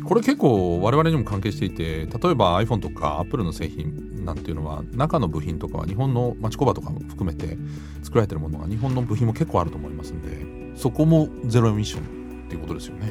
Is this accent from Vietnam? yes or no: no; Germany; moved away; 私のふるさとのドイツ